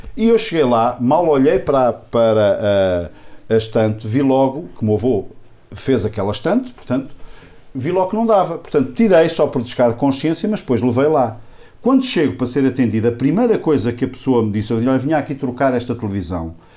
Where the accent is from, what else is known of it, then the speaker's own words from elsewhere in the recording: Águeda, Centro, Portugal; Eu sou aqui da região de Águeda